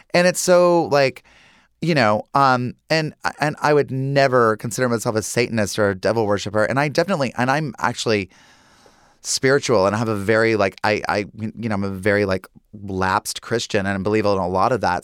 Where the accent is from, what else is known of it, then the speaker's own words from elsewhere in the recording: Lincolnton, North Carolina, United States; Growing up in Lincolnton, North Carolina, there was Sally's Bridge